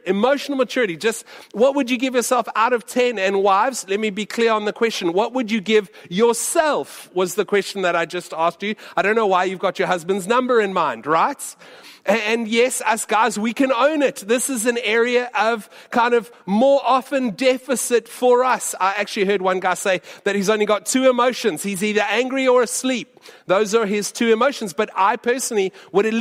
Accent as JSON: {"language": "English", "country": "United States", "tie": "born or raised there", "moved": "yes", "said": "when I was growing up in the States"}